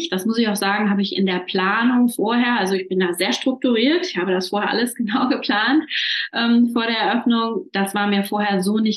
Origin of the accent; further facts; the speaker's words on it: Düsseldorf, North Rhine-Westphalia, Germany; ich komme aus Düsseldorf und habe äh, ein hybrides Yoga-Studio, Yoga Now heißt das.